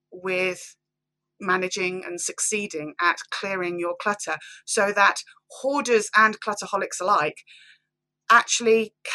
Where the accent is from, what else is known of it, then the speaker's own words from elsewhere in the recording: Banbury, South East England, United Kingdom; from Banbury, Oxfordshire